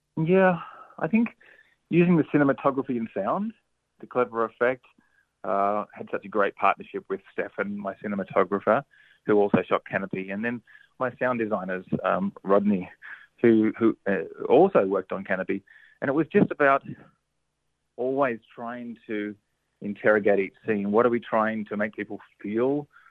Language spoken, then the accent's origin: English; Cobram, Victoria, Australia; Cobram up on the Murray River, which is in my hometown region